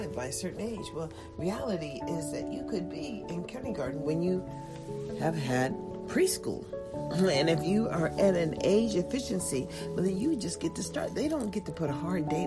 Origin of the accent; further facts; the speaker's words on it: United States; As an American